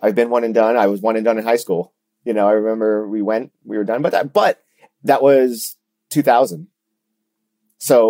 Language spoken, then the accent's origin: English; Orlando, Florida, United States; I grew up in Orlando, Florida.